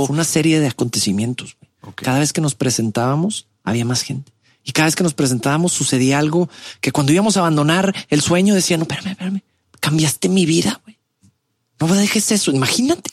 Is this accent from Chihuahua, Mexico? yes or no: no; Monterrey, Nuevo León, Mexico; also born or lived in Mexico City; nací en Ciudad de México, llego a Monterrey desde muy chico, a los cinco años por el trabajo de papá